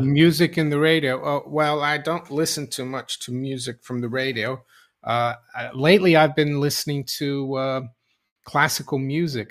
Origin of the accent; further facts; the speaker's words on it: Brazil; moved away; I was growing up in Brazil, when we are going to school